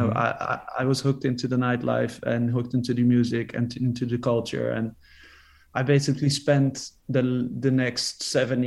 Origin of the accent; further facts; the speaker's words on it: Amsterdam, North Holland, Netherlands; I grew up in Amsterdam. I've lived here all my life, 40 years now.